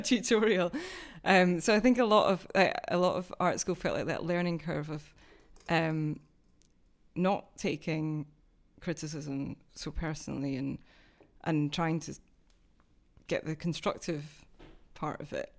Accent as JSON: {"language": "English", "town": "Dunfermline", "region": "Scotland", "country": "United Kingdom", "tie": "born or raised there", "also_born_or_lived": "Glasgow", "moved": "yes", "lives_now": "London, United Kingdom", "said": "I'm actually from the east coast of Scotland, which is a slightly different accent"}